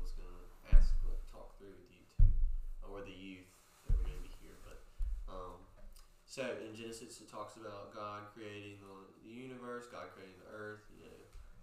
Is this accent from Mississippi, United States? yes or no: yes; Poplarville, Mississippi, United States; growing up in Poplarville, small town